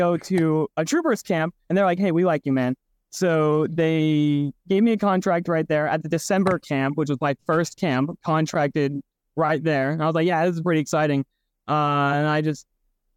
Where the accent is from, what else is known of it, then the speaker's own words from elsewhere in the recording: Oregon, United States; I was born in Oregon, raised there for a while